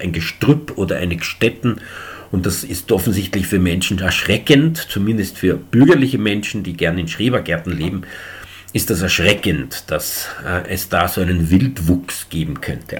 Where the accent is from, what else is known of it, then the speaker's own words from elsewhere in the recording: Eastern Austria, Austria; bei uns in Ostösterreich